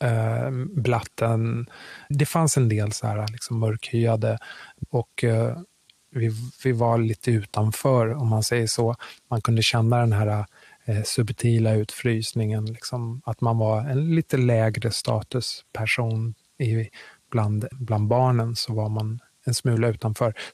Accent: Kinshasa, DR Congo; born there; jag är född i Kongo, Kinshasa, huvudstaden i Kongo. Uh, av eh, svensk far och kongolesisk mor.

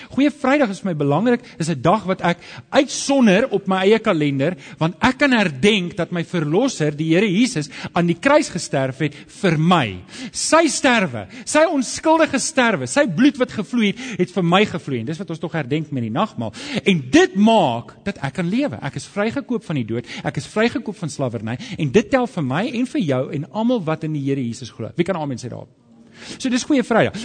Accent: Alberton, Gauteng, South Africa; ek het groot geword in Johannesburg in Alberton

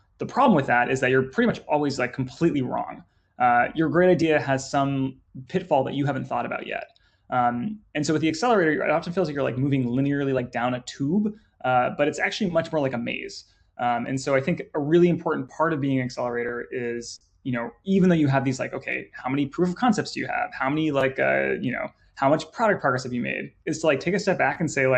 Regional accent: Northern California, United States; moved away; also born or lived in London; I'm from Northern California.

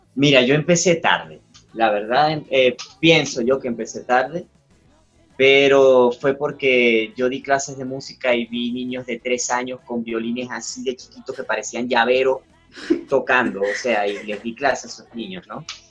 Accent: Zulia, Venezuela; moved away; de allá, de, mi, estado, donde yo vivía, de mi región, del Zulia, que es la segunda ciudad más grande de Venezuela

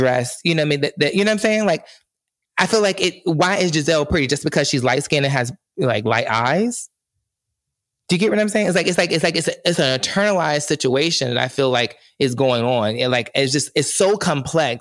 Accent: the South, United States; I grew up in the South

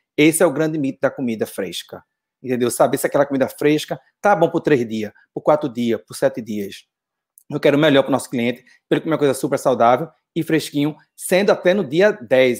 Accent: Brazil; moved away as an adult; Eu sei no Brasil, eu já montei casa no Brasil, já fiz outra coisa, trabalhei no Brasil

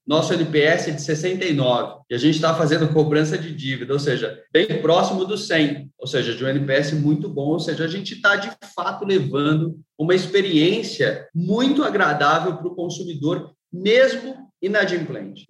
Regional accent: São Paulo, Brazil; eu vim de uma família bastante humilde, morando na periferia de São Paulo

